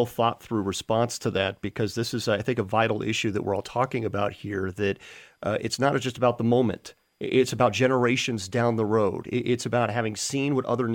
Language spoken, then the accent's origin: English; United States; we as the American public